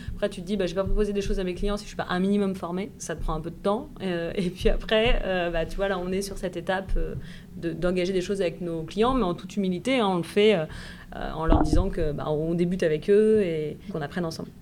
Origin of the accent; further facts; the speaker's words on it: Puisaye, Burgundy, Bourgogne-Franche-Comté, France; moved away as an adult; also born or lived in Dijon / Bordeaux; now in Nantes, France; j'ai grandi en effet dans un petit village de Puisée